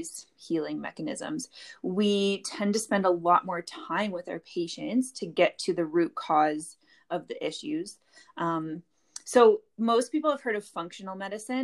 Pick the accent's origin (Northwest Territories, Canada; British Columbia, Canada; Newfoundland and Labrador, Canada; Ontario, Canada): Ontario, Canada; Sarnia; moved away as an adult; now in Calgary, Canada; I'm from Ontario, Canada, this little town called Sarnia. But I currently live in Calgary, Alberta, Canada